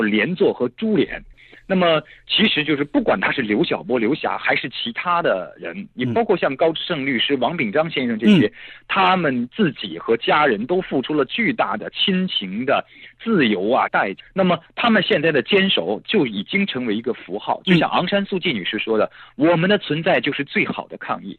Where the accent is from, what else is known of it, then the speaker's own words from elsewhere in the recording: China; 我们作为中国人